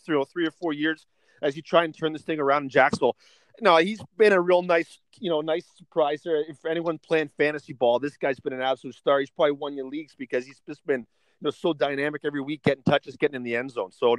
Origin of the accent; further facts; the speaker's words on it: Canada; as a Canadian